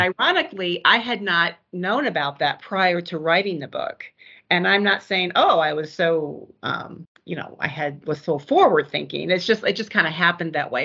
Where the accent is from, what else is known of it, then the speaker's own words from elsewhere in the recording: Omaha, Nebraska, United States; I grew up in Omaha